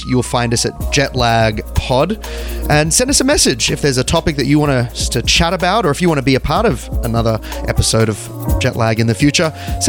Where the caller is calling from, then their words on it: Sydney, New South Wales, Australia; from Sydney, Australia, signing off.